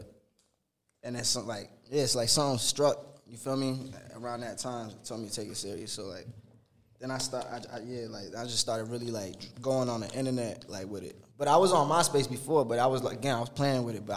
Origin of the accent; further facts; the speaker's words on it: Rahway, New Jersey, United States; now in Elizabeth, United States; I was raised in Rahway, and I'm saying that I live in Elizabeth